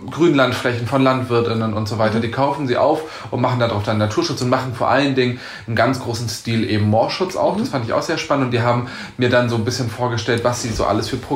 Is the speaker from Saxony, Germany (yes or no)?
no; Kiel, Schleswig-Holstein, Germany; als Kieler sagen.